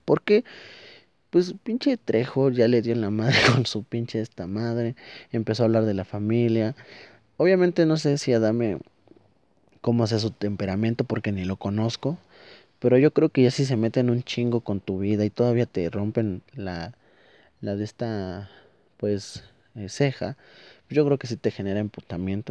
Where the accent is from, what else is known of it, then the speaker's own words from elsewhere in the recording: Toluca, State of Mexico, Mexico; soy de Toluca, estamos muy cerca